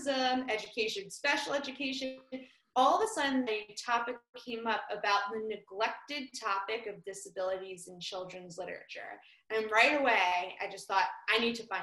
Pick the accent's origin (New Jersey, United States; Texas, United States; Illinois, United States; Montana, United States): New Jersey, United States; West Orange; I'm from West Orange, New Jersey